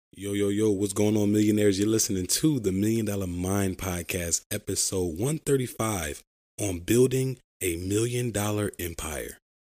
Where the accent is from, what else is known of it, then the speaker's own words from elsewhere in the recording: Philadelphia, Pennsylvania, United States; I'm from Philadelphia, Pennsylvania, the city of brotherly love